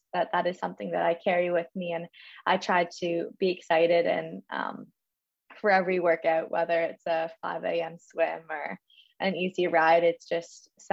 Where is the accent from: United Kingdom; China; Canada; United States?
Canada; Toronto, Ontario; I am from Toronto